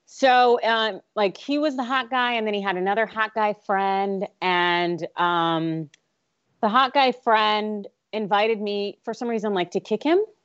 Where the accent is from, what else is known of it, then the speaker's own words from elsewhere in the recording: California, United States; this is my motherland